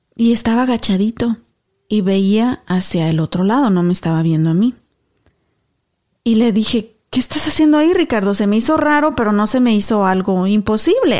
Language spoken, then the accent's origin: Spanish; Mexico; now in United States; somos inmigrantes, yo mexicana 100%